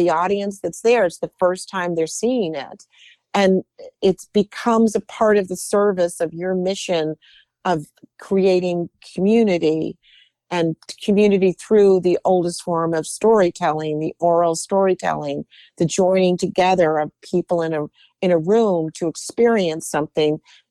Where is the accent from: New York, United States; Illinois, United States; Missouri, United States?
New York, United States; New York City; I grew up in New York and my family loved going to the theater